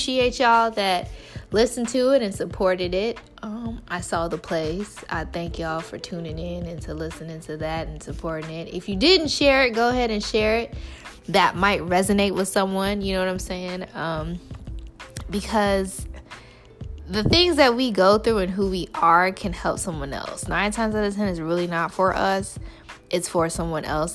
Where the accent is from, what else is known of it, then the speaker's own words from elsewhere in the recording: Chicago, Illinois, United States; I am a Chicagoan through and through to the core